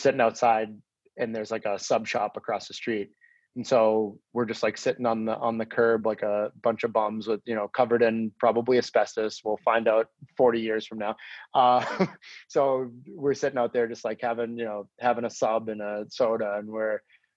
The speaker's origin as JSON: {"language": "English", "town": "Lynnfield", "region": "Massachusetts", "country": "United States", "tie": "born or raised there", "said": "I grew up in Linfield"}